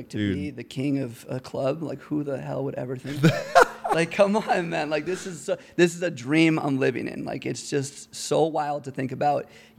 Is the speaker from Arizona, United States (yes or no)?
yes; Phoenix, Arizona, United States; now in Denver, United States; Born and raised in Phoenix.